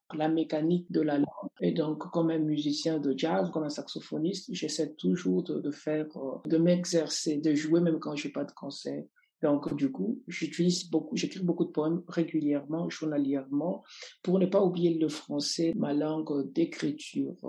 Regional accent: Lubumbashi, Haut-Katanga, DR Congo; Je suis né à Lumbashi, dans la région du, du Katanga, une région minière par excellence

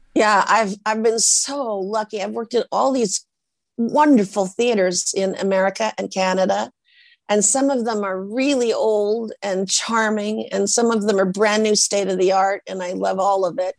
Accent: Portland, Oregon, United States; I come from Portland, Oregon, from the Norwegians

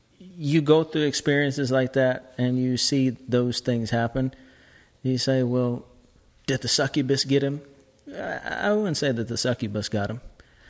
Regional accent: Seattle, Washington, United States; moved away; I'm from Seattle. God. Seattle, Washington, yes.

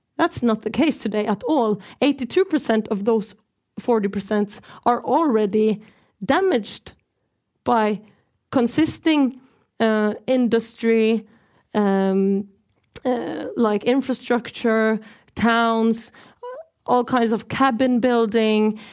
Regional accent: Norway; I'm from the Norwegian side of occupied Sápmi

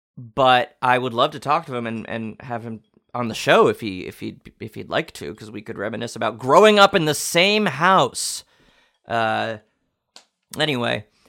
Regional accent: New York, United States; I'm from New York

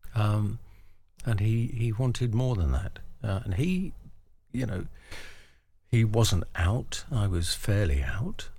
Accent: London, United Kingdom; I grew up in the East End of London

